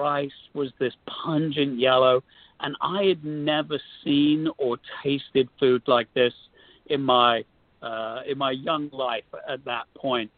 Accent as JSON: {"language": "English", "region": "London", "country": "United Kingdom", "tie": "born or raised there", "moved": "yes", "said": "where I grew up in London was a real mixing pot"}